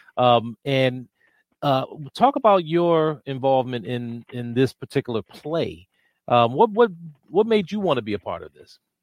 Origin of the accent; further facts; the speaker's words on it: Washington, District of Columbia, United States; I'm from Washington, D.C.